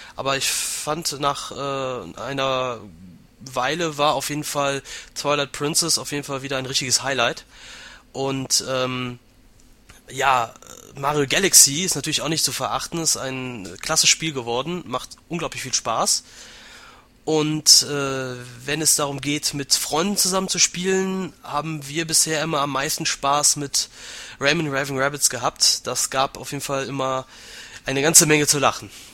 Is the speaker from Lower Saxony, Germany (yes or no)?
no; Aachen, North Rhine-Westphalia, Germany; Ich komme aus Aachen, bin 26 Jahre alt